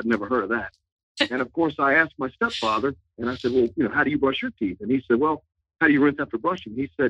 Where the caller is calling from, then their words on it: Suffolk, Virginia, United States; I'm calling in from Suffolk, Virginia. So I'm not too far away